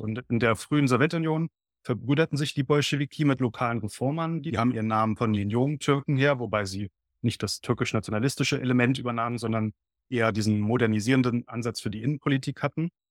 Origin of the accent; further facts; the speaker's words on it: Berlin, Germany; ich bin ein in Berlin geborener und aufgewachsener Historiker